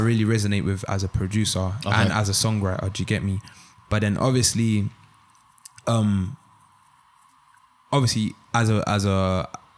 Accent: London, United Kingdom; I'm from London.

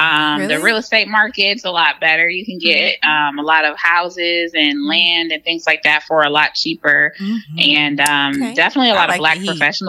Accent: Detroit, Michigan, United States; moved away as an adult; also born or lived in Ann Arbor, Michigan / Nashville, Tennessee; now in Houston, United States; I am from the Metro Detroit area in Michigan.

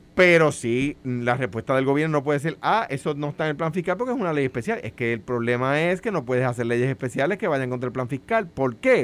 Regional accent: Puerto Rico

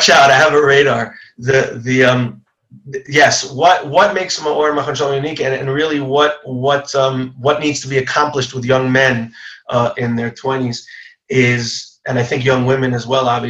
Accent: Long Island, New York, United States; I grew up in Long Island

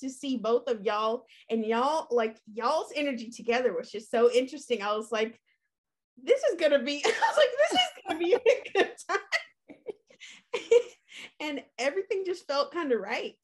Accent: Concord, North Carolina, United States; moved away as an adult; now in Washington, D.C., United States; I'm from Concord, North Carolina, and I'm one of 10 kids

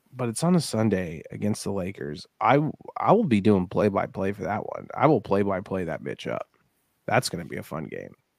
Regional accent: Denver, Colorado, United States; my hometown

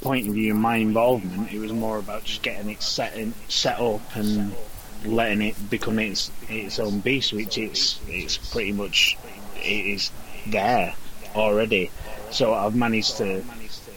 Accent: Warrington, North West England, United Kingdom; I am from Warrington, in the northwest, somewhere sandwiched between Manchester and Liverpool

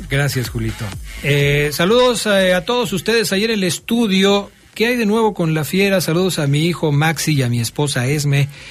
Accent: Mexico; ¿Por qué somos así los mexicanos?

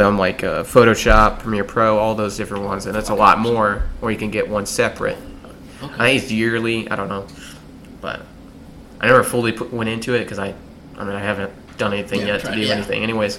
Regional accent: United States; We're American.

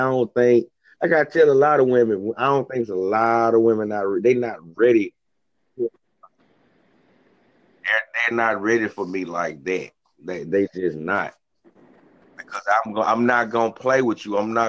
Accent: Memphis, Tennessee, United States; from Memphis, so it's rough down here.

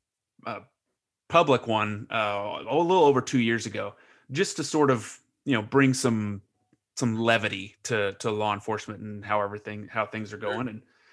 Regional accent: Lebanon; When we grew up in Lebanon, we didn't care what anybody looked like.

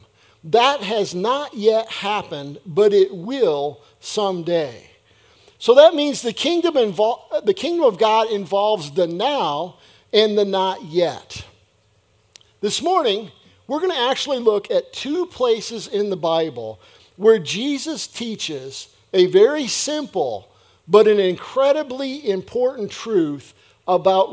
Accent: United States; my citizenship as an American

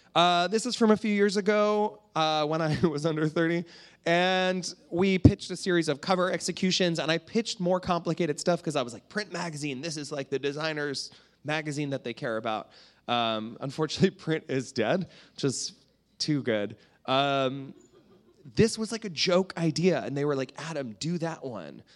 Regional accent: Canada; I'm from Canada

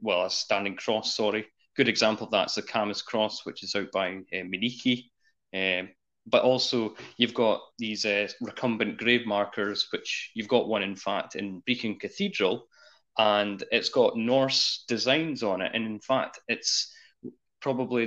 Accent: Scotland, United Kingdom

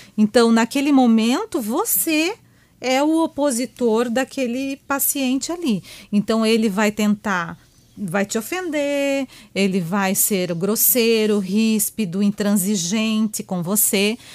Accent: Joinville, Santa Catarina, Brazil; Eu sou aqui da terrinha mesmo, né? Sou joinvilense, né? É? Meus pais são daqui. Então a gente foi criada aqui nessa região

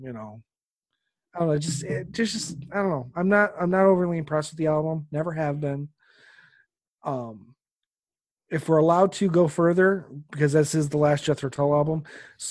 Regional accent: United States; as an American

